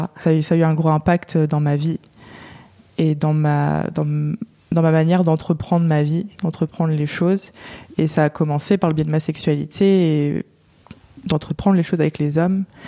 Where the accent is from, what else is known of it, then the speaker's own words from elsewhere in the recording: Touraine, Centre-Val de Loire, France; moved away as an adult; now in Paris, France; Je viens de France, j'ai vécu euh, en Touraine, donc dans le centre de la France, et je vis à Paris depuis 4 ans maintenant.